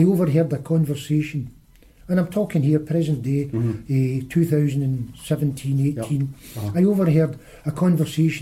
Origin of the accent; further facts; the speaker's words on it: Rutherglen, Scotland, United Kingdom; 2 boys that I grew up with in Rutherglen